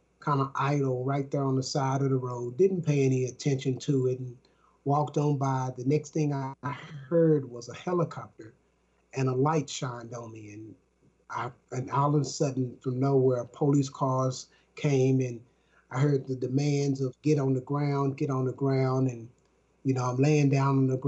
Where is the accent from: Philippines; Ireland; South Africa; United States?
United States; Dallas, Texas; I'm from Dallas, Texas